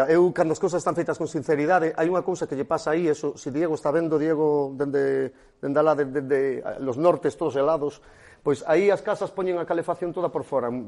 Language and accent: Galician; Galicia, Spain; eu estou directamente emocionado e como galego agradecido o voso traballo.